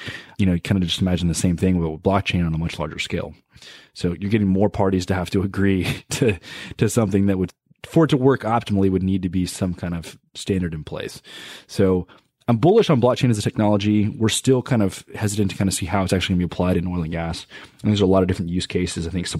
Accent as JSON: {"language": "English", "town": "Boston", "region": "Massachusetts", "country": "United States", "said": "I'm from Boston, so I'm not really around the industry, so I often have trouble finding resources."}